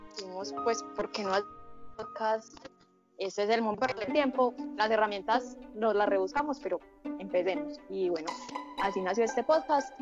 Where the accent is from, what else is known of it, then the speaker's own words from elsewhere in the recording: Entrerríos, Antioquia, Colombia; yo soy de Entre Ríos